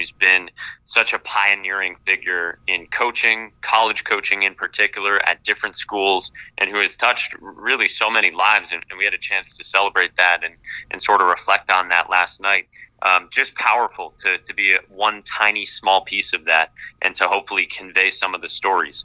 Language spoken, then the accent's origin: English; Boston, Massachusetts, United States; moved away; I grew up in the Boston area, a huge Red Sox fan